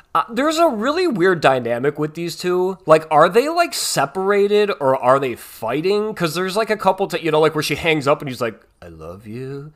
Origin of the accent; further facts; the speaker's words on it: Chicago, Illinois, United States; accent: Chicago; my Chicago accent.